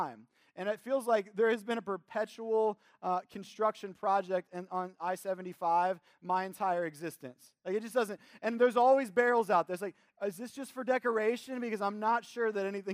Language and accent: English; Cincinnati, Ohio, United States; also born or lived in the South; I'm originally a Cincinnati native